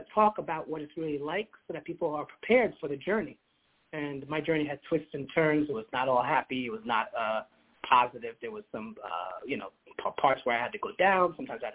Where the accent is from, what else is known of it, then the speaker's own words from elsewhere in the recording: United States; I was born in America